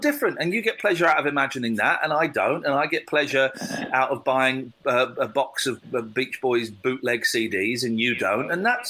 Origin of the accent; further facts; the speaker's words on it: United Kingdom; sex, please, we're British.